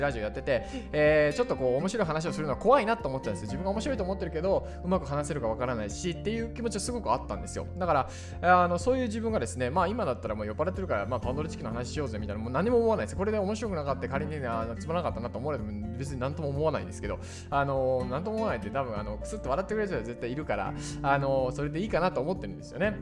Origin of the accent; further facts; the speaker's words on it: Imabari, Ehime, Japan; moved away; 僕は瀬戸内海の島の、えー、今治市というところなんですけどもそこにある島出身なんですけど